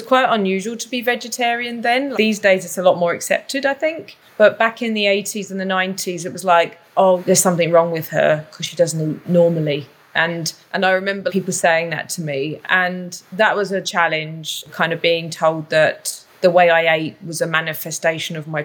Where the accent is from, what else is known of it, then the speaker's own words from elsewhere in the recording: London, United Kingdom; accent: London; moved away as an adult; also born or lived in Canada; now in Whistler, Canada; I grew up in Southeast London in an area that I guess you might refer to as a ghetto. So, and my accent is still very London